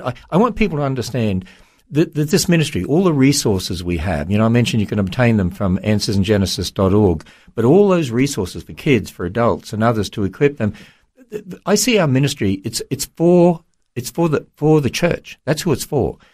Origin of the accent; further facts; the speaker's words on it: Australia; now in United States; I'm from Australia